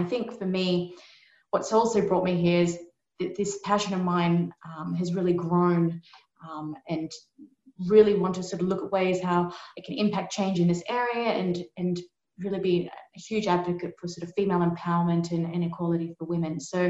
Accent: Australia; I'm not English. I'm actually from Australia. So g'day, everyone.

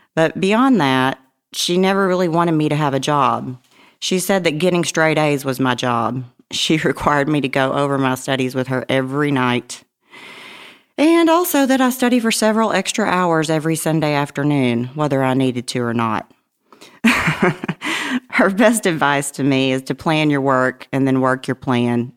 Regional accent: Dardanelle, Arkansas, United States; my hometown of Dardanelle

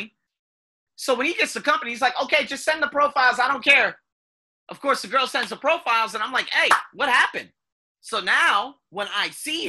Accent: United States; moved away; I'm American

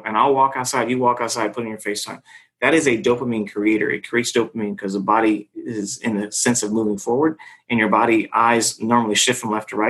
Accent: Los Angeles, California, United States; I'm from Hollywood

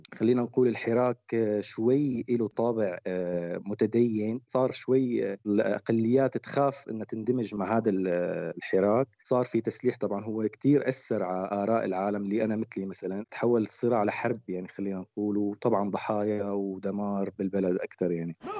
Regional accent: Syria; عندنا بسوريا

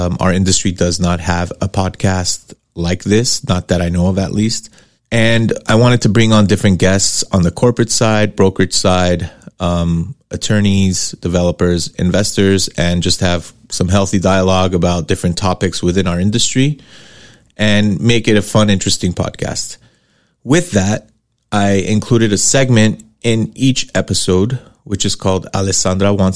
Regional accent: Los Angeles, California, United States; I am born and raised in Los Angeles, specifically in Hollywood, and grew up in Sherman Oaks, which is a suburb in the San Fernando Valley

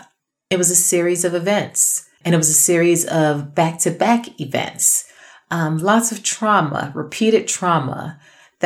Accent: New York City, New York, United States; I grew up in Brooklyn

